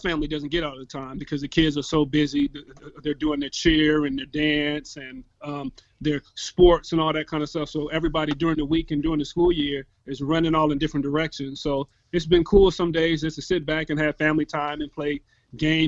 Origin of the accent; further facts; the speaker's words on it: Tacoma, Washington, United States; I'm born and raised in Tacoma, Washington. Shout out to T-Town.